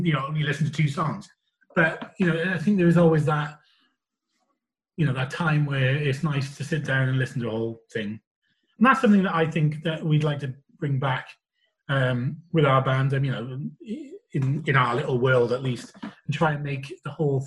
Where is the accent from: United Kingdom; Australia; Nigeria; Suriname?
United Kingdom; Pontypool, Wales; I come from Wales